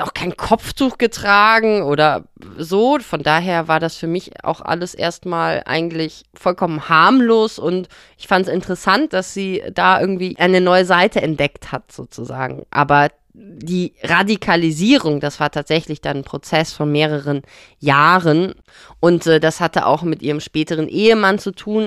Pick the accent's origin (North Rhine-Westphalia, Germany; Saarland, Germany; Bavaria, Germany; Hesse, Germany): North Rhine-Westphalia, Germany; Bonn; der Kontext, wo wir groß geworden sind in Bonn